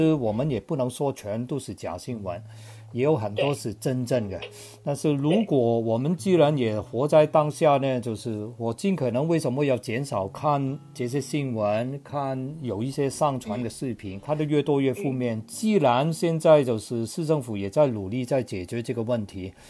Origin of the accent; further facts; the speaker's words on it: Hong Kong; also born or lived in United Kingdom; now in Shanghai, China; 我是一个香港人，然后生活在上海有二十几年，然后以往呢也有一段非常长的时间，年轻的时候在英国读书，也非常理解英国的社会。